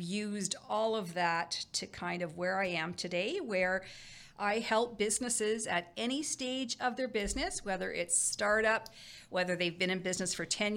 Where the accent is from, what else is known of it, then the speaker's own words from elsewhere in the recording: Cornwall, Ontario, Canada; moved away as an adult; also born or lived in Windsor, Canada / Alberta, Canada / Brockville, Canada; I'm originally from Eastern Ontario. I grew up in Cornwall, big family